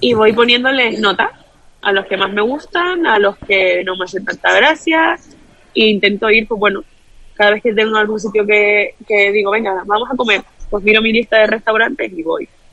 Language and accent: Spanish; Canary Islands, Spain; como buena canaria